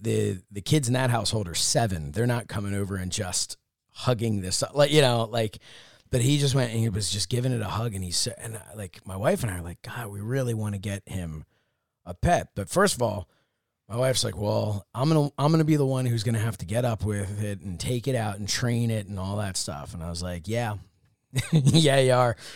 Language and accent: English; Upper Dublin, Pennsylvania, United States; also born or lived in Dresher, Pennsylvania; Ambler is in Upper Dublin where I grew up, but I lived in Drescher